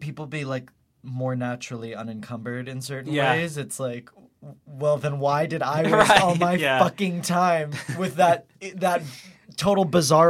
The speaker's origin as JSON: {"language": "English", "town": "Houston", "region": "Texas", "country": "United States", "tie": "born or raised there", "said": "Houston, Texas."}